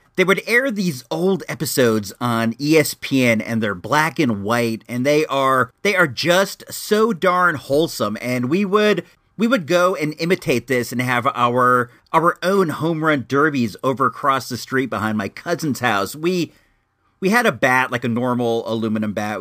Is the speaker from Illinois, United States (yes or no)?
yes; Illinois, United States; I hail from Illinois